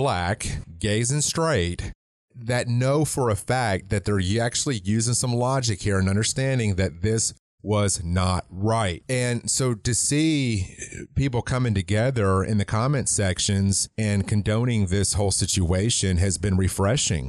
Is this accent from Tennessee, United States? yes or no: yes; Mount Juliet, Tennessee, United States; my hometown